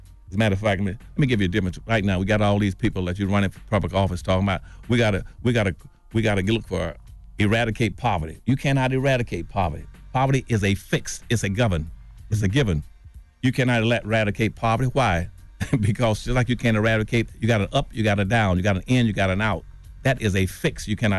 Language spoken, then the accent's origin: English; Winston-Salem, North Carolina, United States; I grew up in Winston-Salem, North Carolina. Let me use that as an example. Mm-hmm. I grew up in Winston-Salem, North Carolina.